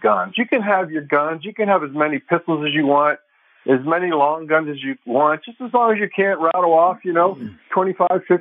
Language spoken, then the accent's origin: English; Western Pennsylvania, United States; moved away; I grew up in Western Pennsylvania